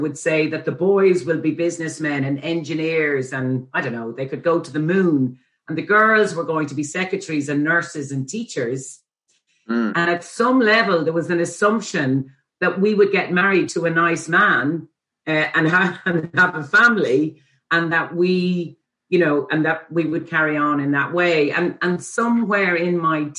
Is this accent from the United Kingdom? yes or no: no; Dublin, Leinster, Ireland; also born or lived in Ethiopia; I grew up in Fox Rock around the corner from the college